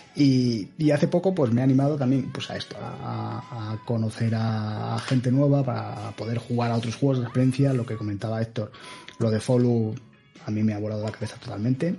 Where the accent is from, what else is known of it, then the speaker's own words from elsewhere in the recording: Seville, Andalusia, Spain; moved away as an adult; also born or lived in Cádiz; now in Madrid, Spain; nací en Cádiz, se os puedo decir que soy de Sevilla, aunque no, no parezca y me vine a Madrid cuando acabé la universidad